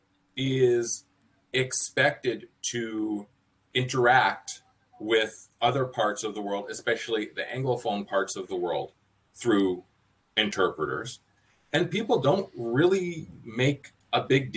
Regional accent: San Francisco, California, United States; moved away as an adult; also born or lived in Washington State, United States; now in Athens, Greece; I was born in California too. San Francisco native right here.

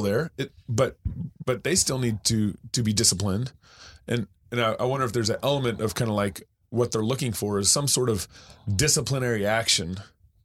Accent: Texas, United States; I grew up in Texas

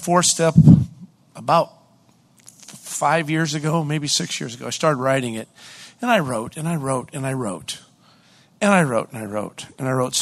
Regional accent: Hollis, New Hampshire, United States; I'm from Hollis, New Hampshire

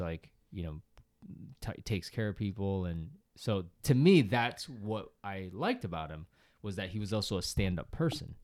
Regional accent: Boston, Massachusetts, United States; I grew up in Boston

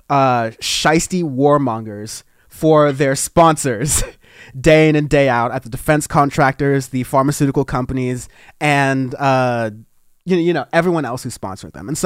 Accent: United States; I'm, I'm American, but I don't agree with all that stuff going on with Trump and whatnot.

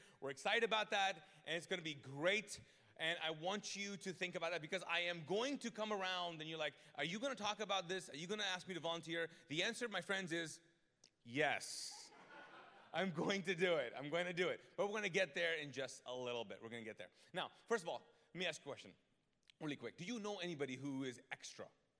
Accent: Pakistan; now in Charlotte, United States; I'm Pakistani

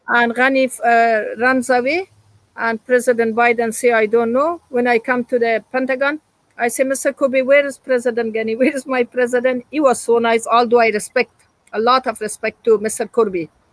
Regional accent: Afghanistan; moved away; I'm from Afghanistan

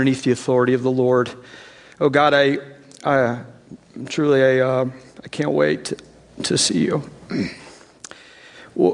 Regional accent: East Tennessee, United States; I grew up in East Tennessee, so what is very likely is I will use the wrong words

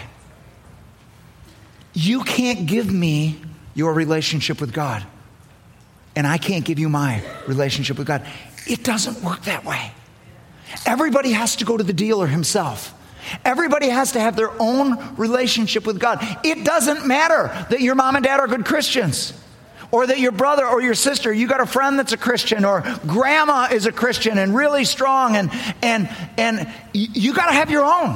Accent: Milton, Wisconsin, United States; We're from Milton, Wisconsin

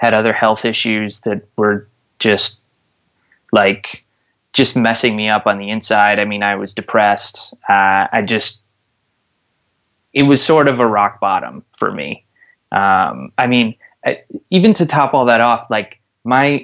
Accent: Park Ridge, Illinois, United States; I grew up in Park Ridge, Illinois, which is a suburb right outside of Chicago

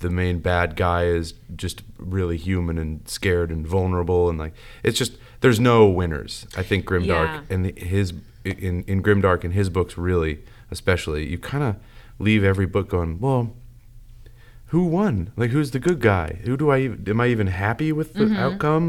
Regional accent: United States; I'm an American.

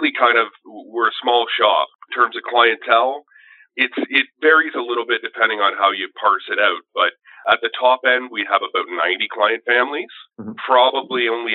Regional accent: Sudbury, Ontario, Canada; moved away as an adult; also born or lived in Windsor; I grew up in Northern Ontario, just outside of Sudbury.

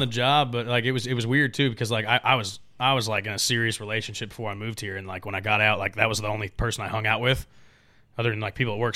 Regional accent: Gaston, Oregon, United States; moved away as an adult; now in Nashville, United States; I'm from the Pacific Northwest, Oregon, uh, Gaston, Oregon to be exact. is where my family lives

